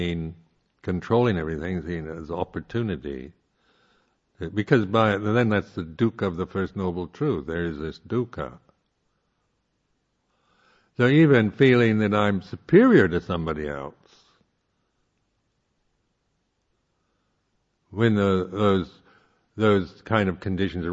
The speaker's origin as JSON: {"language": "English", "country": "United States", "said": "I am, being American, culturally an egalitarian"}